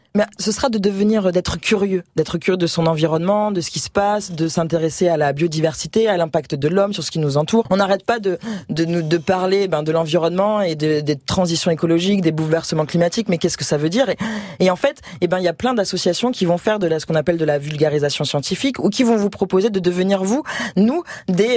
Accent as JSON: {"language": "French", "town": "Marseille", "region": "Provence-Alpes-Côte d'Azur", "country": "France", "said": "chez nous, à Marseille"}